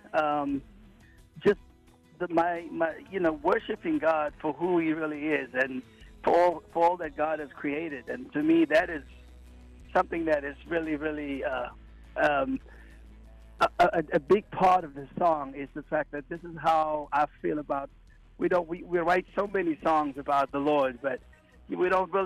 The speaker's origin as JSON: {"language": "English", "town": "Cape Town", "region": "Western Cape", "country": "South Africa", "tie": "born or raised there", "moved": "yes", "said": "I was born and raised in Cape Town, South Africa."}